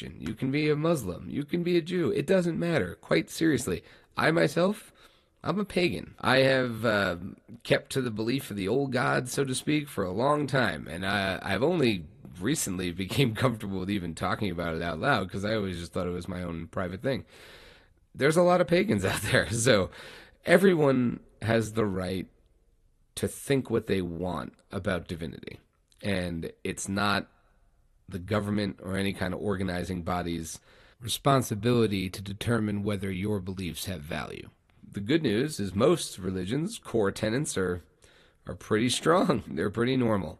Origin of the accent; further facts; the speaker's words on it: New York, United States; I grew up in New York